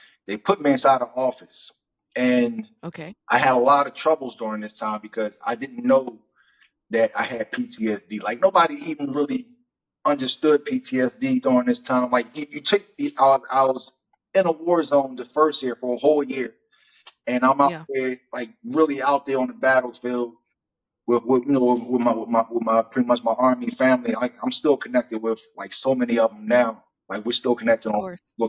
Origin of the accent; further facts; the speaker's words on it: Philadelphia, Pennsylvania, United States; Growing up in Philly